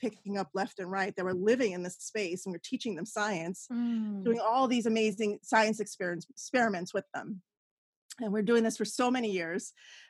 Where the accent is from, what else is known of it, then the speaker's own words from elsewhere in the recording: New York City, New York, United States; moved away as an adult; also born or lived in Miami; I grew up in New York and then I lived in Miami for like 10 years. I came back